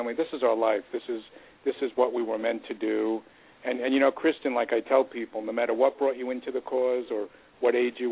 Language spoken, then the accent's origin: English; New York City, New York, United States; Queens, that's my hometown